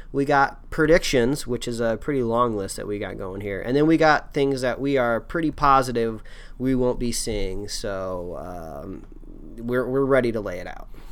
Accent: Indiana, United States; I'm also from Indiana

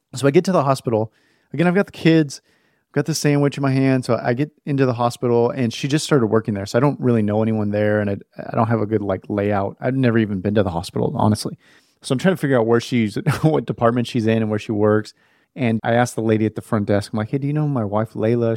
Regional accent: West Coast, United States; moved away as an adult; I was born on the West Coast, man, and I, I moved here a couple years ago

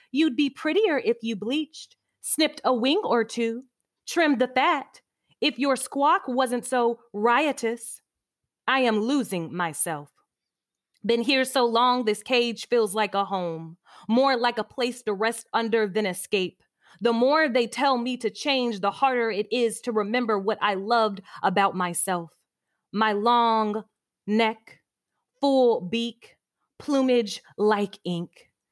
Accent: Midwest, United States; moved away as an adult; also born or lived in Greensboro, North Carolina; being a Midwesterner, young, you know, eighteen-year-old something

